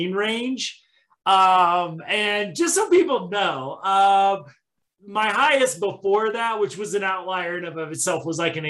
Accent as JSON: {"language": "English", "region": "Midwest", "country": "United States", "tie": "born or raised there", "moved": "yes", "lives_now": "Colorado, United States", "said": "growing up in the Midwest"}